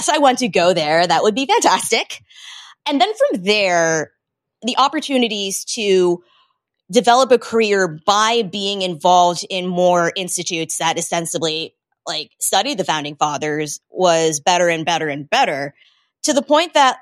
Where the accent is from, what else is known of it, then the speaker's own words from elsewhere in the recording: Boston, Massachusetts, United States; I grew up in Boston